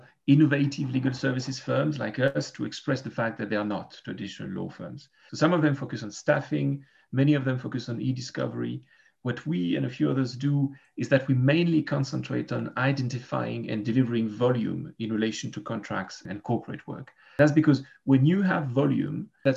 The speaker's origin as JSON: {"language": "English", "region": "Geneva", "country": "Switzerland", "said": "I'm a lawyer from Geneva, Switzerland."}